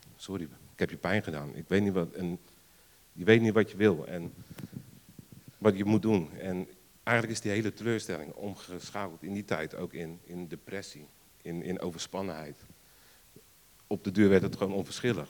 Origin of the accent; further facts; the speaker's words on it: Rotterdam, South Holland, Netherlands; moved away; Oorspronkelijk kom ik uit Rotterdam. Misschien hoort een beetje mijn accent